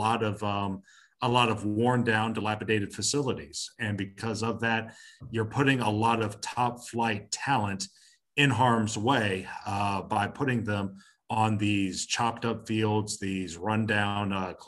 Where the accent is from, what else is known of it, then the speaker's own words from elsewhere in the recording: Atlanta, Georgia, United States; moved away as an adult; also born or lived in Long Island, New York; now in Madison, Alabama, United States; I was born and raised in Atlanta